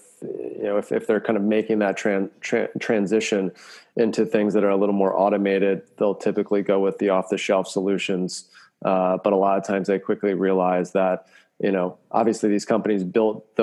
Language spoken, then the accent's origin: English; Maryland, United States; moved away as an adult; also born or lived in Florida / Belgium; growing up in Maryland